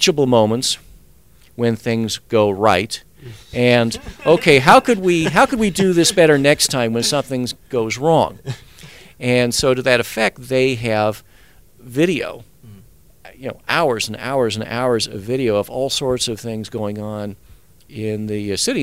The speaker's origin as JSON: {"language": "English", "area": "Orange County", "region": "California", "country": "United States", "tie": "born or raised there", "also_born_or_lived": "Altadena", "said": "I grew up in Orange County, so I'm a Southern California native"}